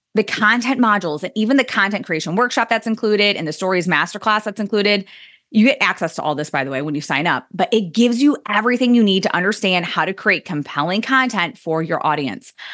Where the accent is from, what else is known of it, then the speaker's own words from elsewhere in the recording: Indiana, United States; I swore I never moved back to my hometown in Indiana. And, well, here we are, guys, in Indiana